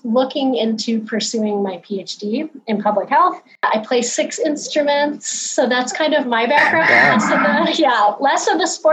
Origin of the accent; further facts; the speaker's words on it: Chicago, Illinois, United States; I am from the Chicagoland area